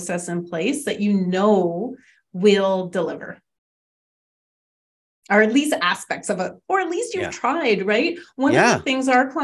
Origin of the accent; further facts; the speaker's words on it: Canada; we're Canadian